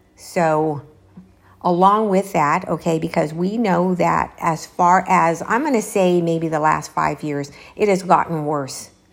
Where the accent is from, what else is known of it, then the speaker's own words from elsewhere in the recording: Los Angeles, California, United States; moved away; I am from Los Angeles